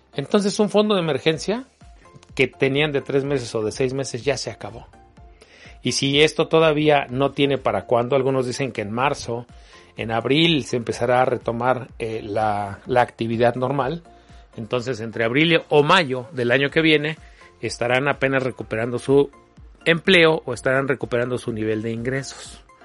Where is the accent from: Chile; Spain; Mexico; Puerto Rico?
Mexico; como mexicanos